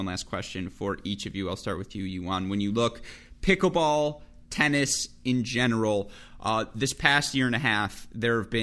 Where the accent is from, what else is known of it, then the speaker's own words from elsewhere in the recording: Michigan, United States; moved away as an adult; now in Indianapolis, United States; I grew up in Michigan